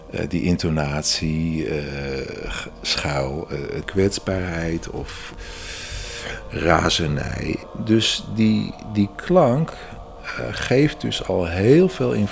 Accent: Kerkrade, Limburg, Netherlands; now in Amsterdam, Netherlands; Ik kom uit Kerkro. Dat betekent, ik kom uit Kerkrade. Als je een Limburger op televisie hoorde, dan kreeg je bijna zo van plaatsvervangende schaamte.

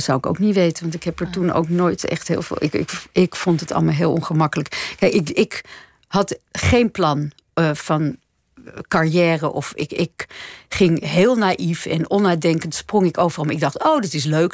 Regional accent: Nederhorst den Berg, North Holland, Netherlands; also born or lived in Hilversum; Dat was het dorp waar ik vandaan kwam

